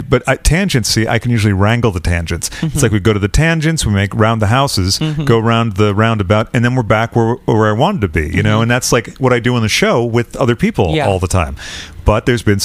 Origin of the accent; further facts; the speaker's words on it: Massachusetts, United States; now in London, United Kingdom; I'm from Massachusetts, where people go to visit the leaves and stuff